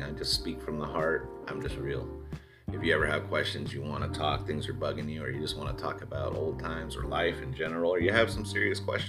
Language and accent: English; Southern California, United States; now in Austin, United States; I grew up Rams fam in Southern California with all my friends there